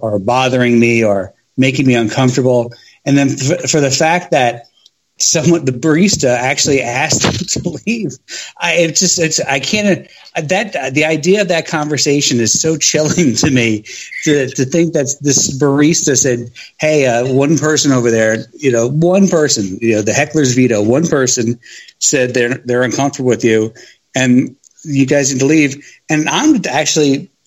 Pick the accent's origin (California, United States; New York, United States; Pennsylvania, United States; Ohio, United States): New York, United States; now in Washington, D.C. area, United States; I'm from New York originally